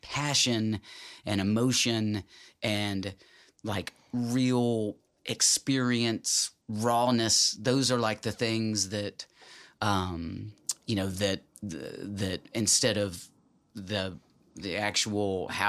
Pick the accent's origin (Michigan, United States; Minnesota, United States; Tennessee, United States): Tennessee, United States; Jackson; I was born in Jackson, Tennessee, in West Tennessee.